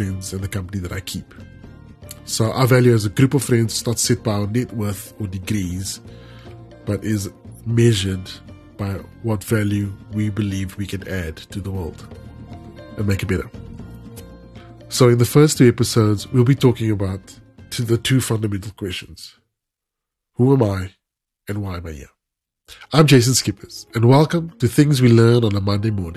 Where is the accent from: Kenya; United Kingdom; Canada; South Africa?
South Africa; I'm a South African